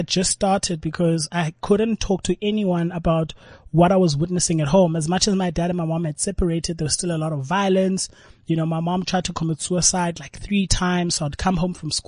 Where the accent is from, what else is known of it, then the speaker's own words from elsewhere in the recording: South Africa; as a South African